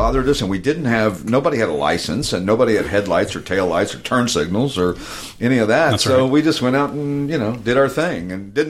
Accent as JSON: {"language": "English", "town": "Knoxville", "region": "Tennessee", "country": "United States", "tie": "born or raised there", "said": "Hey, listen, I grew up in East Tennessee in Knoxville."}